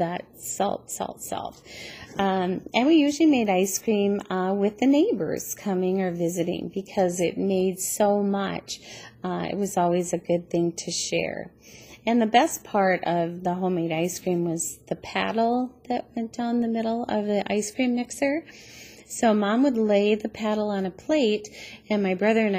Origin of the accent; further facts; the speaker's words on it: Schroeder, Minnesota, United States; now in Annandale, United States; I grew up on the North Shore of Lake Superior, just 1 mile inland from the lake in a really small town called Schroeder, Minnesota